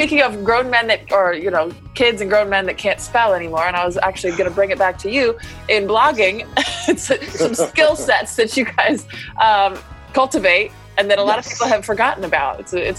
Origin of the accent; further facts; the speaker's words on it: United States; I'm very American, very English speaking